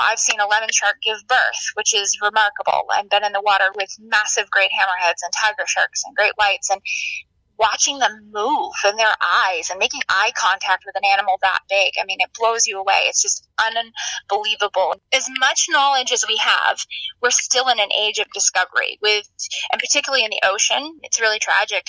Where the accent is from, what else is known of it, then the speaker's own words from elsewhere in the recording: Maine, United States; I grew up in Maine